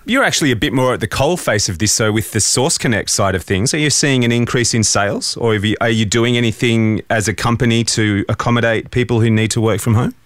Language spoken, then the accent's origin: English; Australia; as an Aussie with a home studio